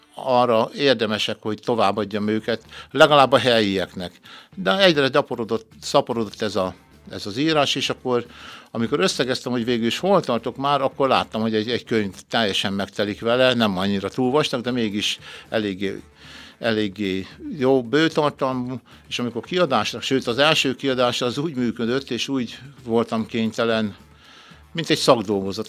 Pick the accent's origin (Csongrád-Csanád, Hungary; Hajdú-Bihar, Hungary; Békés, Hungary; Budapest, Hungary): Békés, Hungary; Körösladány; Szülőföldem Körösladány